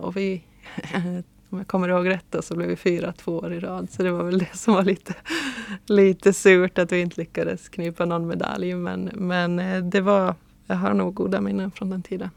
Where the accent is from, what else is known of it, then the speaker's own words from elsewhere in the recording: Åland Islands; som ålänning